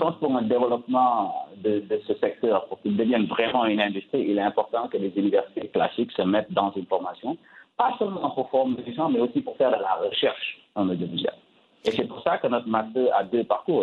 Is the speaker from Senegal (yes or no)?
yes; Casamance, Senegal; je suis sénégalais, mais je suis d'origine casamanceaise.